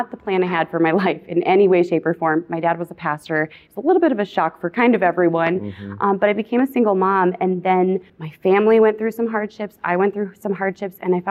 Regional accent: Minnesota, United States; Born and raised in Minnesota.

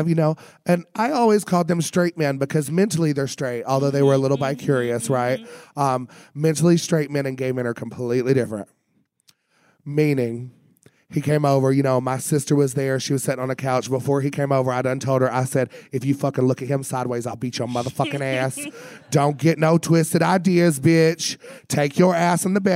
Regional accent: Tennessee, United States; I'm from Tennessee.

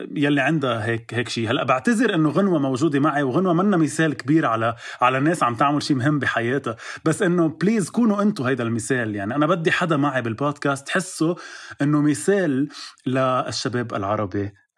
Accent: Lebanon; عندنا بلبنان

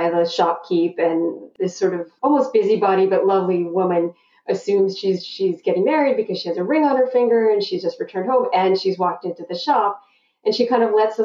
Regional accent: North Shore of Boston, Massachusetts, United States; I grew up on the North Shore of Boston, Massachusetts

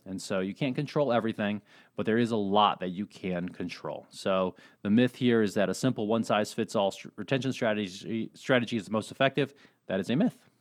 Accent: Colorado, United States; moved away; I was born in Colorado, little ski town there.

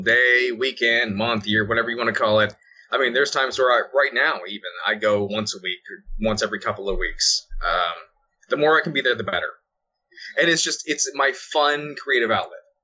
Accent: Florida, United States; I was born and raised in Florida

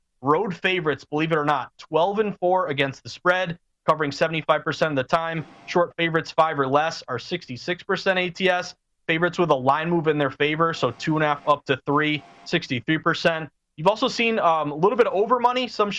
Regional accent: Massachusetts, United States; So Massachusetts, as we know, my home state

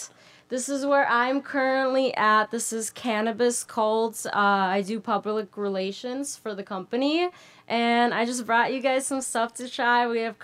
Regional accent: Minnesota, United States; born or raised there; moved away as an adult; also born or lived in Moscow, Russia; now in California, United States

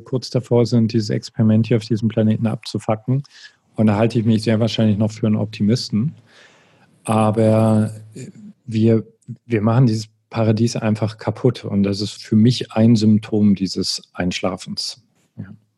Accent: East Germany, Germany; ich bin im Osten groß geworden

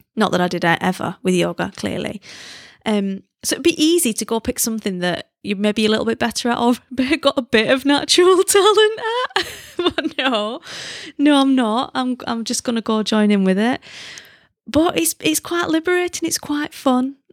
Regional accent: United Kingdom; moved away; as a British person

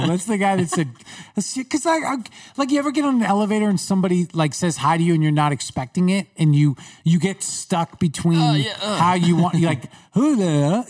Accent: Long Island, New York, United States; accent: Long Island; Growing up in New York

